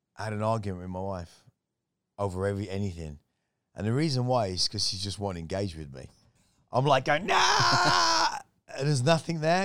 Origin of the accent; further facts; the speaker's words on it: West Midlands, United Kingdom; also born or lived in Miami / Manchester, Jamaica; now in Thailand; my growing up in the West Midlands in England